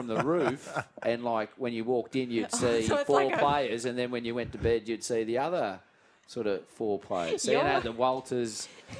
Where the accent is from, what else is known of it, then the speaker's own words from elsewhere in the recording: Richmond, New South Wales, Australia; I grew up in Richmond